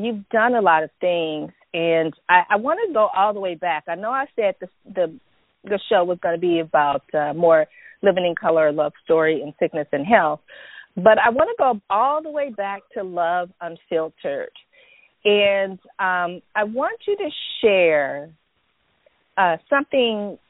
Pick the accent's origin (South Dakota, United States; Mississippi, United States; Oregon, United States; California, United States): California, United States; San Francisco Bay Area; I'm from Cali and I roll all the way in the San Francisco Bay Area. I'm a Silicon Valley girl